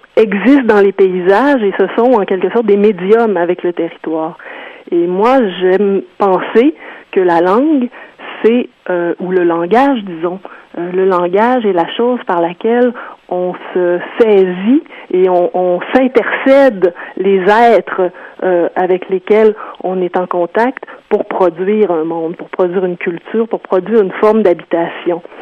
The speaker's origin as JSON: {"language": "French", "area": "South Shore", "region": "Quebec", "country": "Canada"}